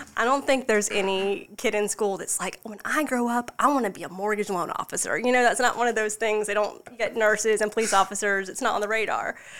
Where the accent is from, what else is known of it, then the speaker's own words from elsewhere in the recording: Charleston, South Carolina, United States; moved away as an adult; also born or lived in Florida; now in Lexington, United States; I was born and raised in Charleston, just outside the Somerville Goose Creek area